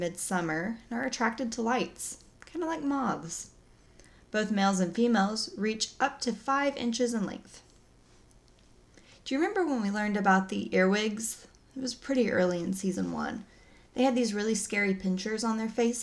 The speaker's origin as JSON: {"language": "English", "region": "Oklahoma", "country": "United States", "said": "I'm from Oklahoma. We don't say most words correctly"}